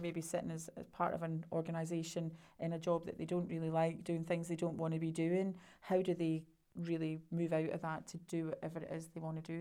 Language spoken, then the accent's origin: English; Scotland, United Kingdom; being Scottish